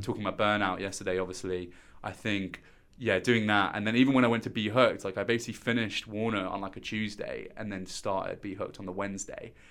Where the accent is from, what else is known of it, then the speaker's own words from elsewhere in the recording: Stourbridge, West Midlands, United Kingdom; moved away as an adult; now in London, United Kingdom; I'm originally from Stourbridge, which is, um, a small little town in Dudley